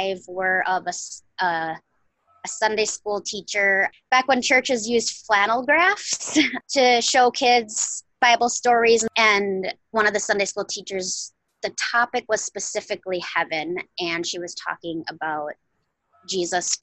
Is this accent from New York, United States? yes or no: no; Wisconsin, United States; I born and reared a Wisconsin girl. I'm a northern girl for sure, of the ice and tundra